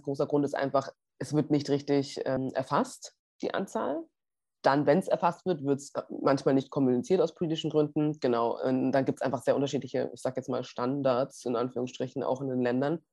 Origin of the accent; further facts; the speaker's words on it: Munich, Bavaria, Germany; ich bin gebürtige Münchnerin